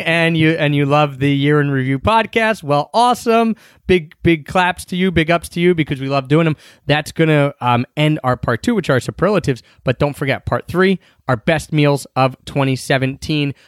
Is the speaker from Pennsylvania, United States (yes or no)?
yes; Philadelphia, Pennsylvania, United States; moved away; we got back to Philly